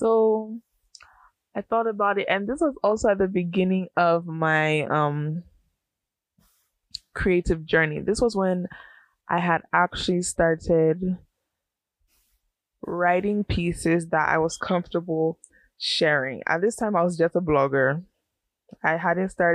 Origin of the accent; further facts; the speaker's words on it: United States; also born or lived in Ghana; I'm a first gen American.